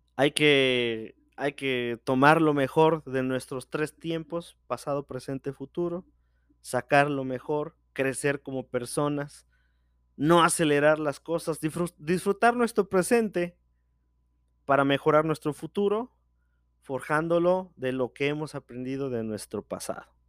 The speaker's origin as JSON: {"language": "Spanish", "country": "Mexico", "said": "soy de México"}